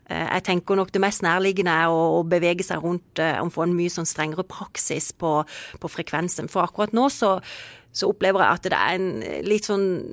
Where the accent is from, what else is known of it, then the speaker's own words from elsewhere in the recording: Kristiansand, Agder, Norway; vi som er jo født og oppvokst i Kristiansand